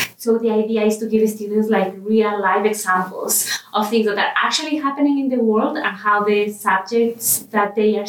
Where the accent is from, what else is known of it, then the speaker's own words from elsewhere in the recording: Ecuador; first language Spanish; English is a second language; moved away as an adult; now in Vancouver, Canada; I am from Ecuador. So my native language is Spanish.